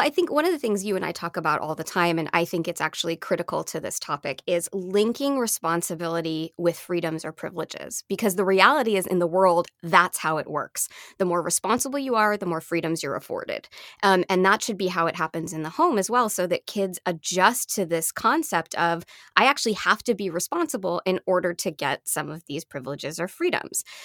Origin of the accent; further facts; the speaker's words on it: Canada; now in United States; I'm Canadian, um, by birth, and so I only got my American citizenship in my twenties, so at this point, I'm a Canadian with, um, a green card here in the U S